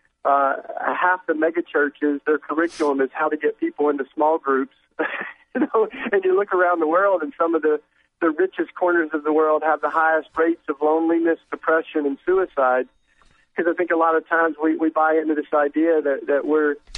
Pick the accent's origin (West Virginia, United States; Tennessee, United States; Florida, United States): Tennessee, United States; East; I grew up in the Bible Belt in East Tennessee